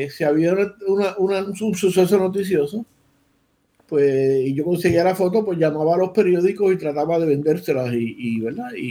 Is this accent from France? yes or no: no; Ponce, Puerto Rico; Nosotros somos ponceños, nosotros somos ponceños que, que, es el centro del universo.